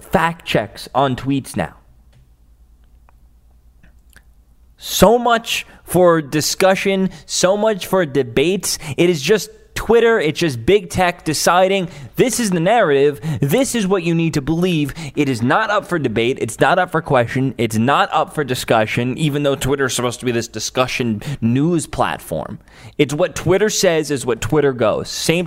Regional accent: New York City, New York, United States; Staten Island, my hometown

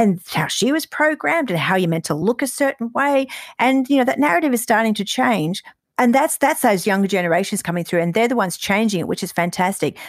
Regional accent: Queensland, Australia; growing up in Queensland

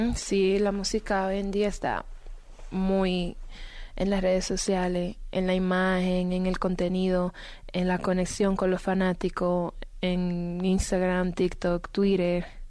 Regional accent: Dominican Republic; yo soy dominicana

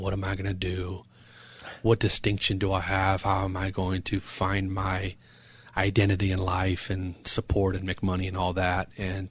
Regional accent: San Juan Capistrano, California, United States; also born or lived in Temecula; And I was born and raised in San Juan Capistrano in Orange County.

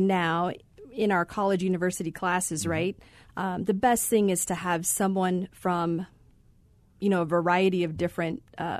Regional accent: Phoenix, Arizona, United States; So my family is from there. We did move here to Phoenix when I was about four. So I grew up here in the Valley.

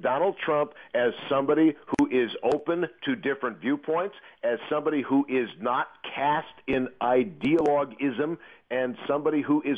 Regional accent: Western New York, United States; being Western New Yorkers

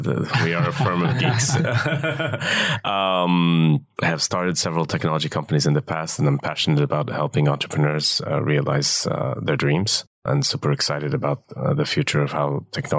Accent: Kuwait; This was in Kuwait. I grew up in Kuwait

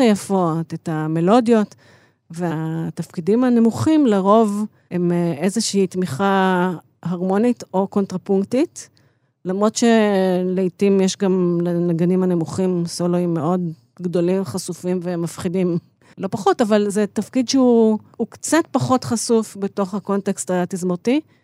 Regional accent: Israel; also born or lived in Chicago; אני באתי מהארץ

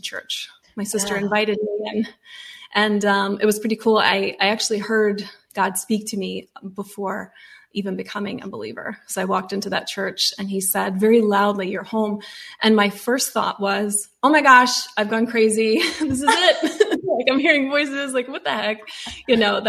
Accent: the Bible Belt, United States; growing up in the Bible Belt

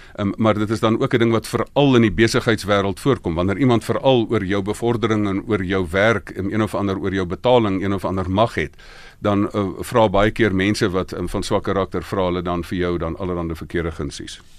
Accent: South Africa; ek's van Suid-Afrika

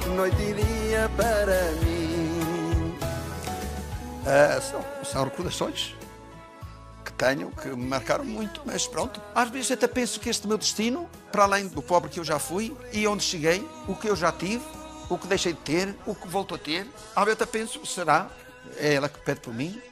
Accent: Douro, Portugal; Trabalhei nas vinhas do Douro

